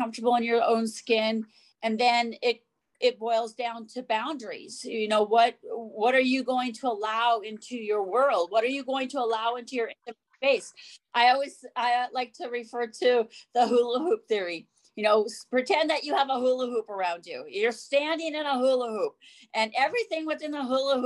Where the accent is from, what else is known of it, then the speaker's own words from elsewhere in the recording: Montana, United States; I grew up in Montana, so I have those very deep roots of farm life